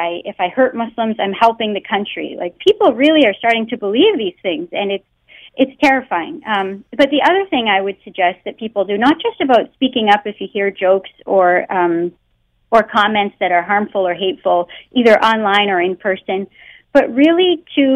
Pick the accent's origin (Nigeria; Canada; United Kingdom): Canada; born or raised there; first language English